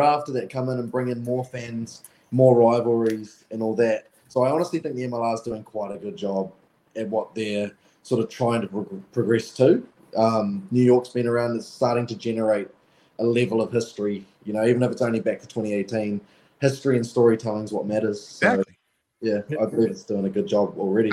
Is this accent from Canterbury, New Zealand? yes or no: yes; Timaru, Canterbury, New Zealand; Growing up in Timaru and it's a very small town in in Canterbury